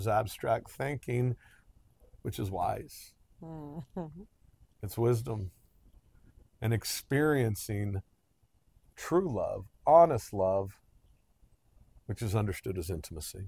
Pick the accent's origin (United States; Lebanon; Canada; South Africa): United States; I'm American